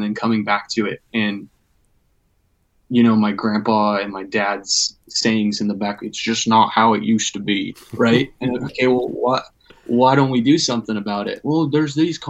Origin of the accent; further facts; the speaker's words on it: Everett, Washington, United States; I'm actually stationed here in my home, pretty much my hometown, Everett, Washington